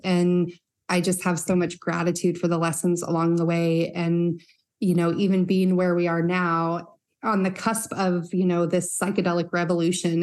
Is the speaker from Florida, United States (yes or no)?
no; Northern Utah, United States; growing up in Northern Utah